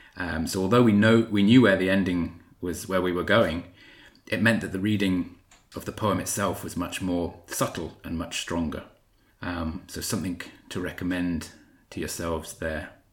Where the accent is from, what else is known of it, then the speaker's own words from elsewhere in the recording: South Wales, United Kingdom; I was brought up in South Wales, so that sometimes crept in there as I was reading